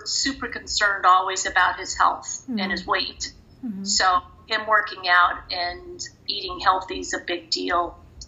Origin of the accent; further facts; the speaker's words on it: Los Angeles, California, United States; also born or lived in Grants Pass, Oregon / Thousand Oaks, California; my husband and I were raised in the San Fernando Valley